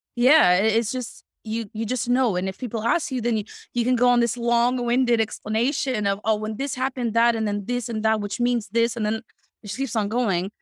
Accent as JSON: {"language": "English", "country": "Canada", "also_born_or_lived": "Montreal", "moved": "as an adult", "lives_now": "Netherlands", "said": "Canadian person"}